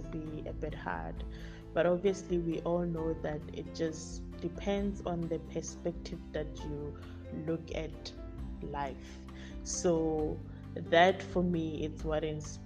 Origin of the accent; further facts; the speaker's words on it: Pretoria, Gauteng, South Africa; also born or lived in Limpopo; I am from Pretoria. I was born and bred there.